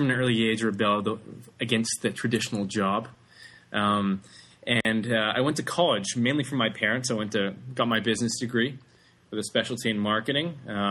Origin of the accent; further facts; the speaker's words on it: Vancouver, British Columbia, Canada; Yeah, I grew up in Vancouver, Canada. I was born there, and I spent all my time there.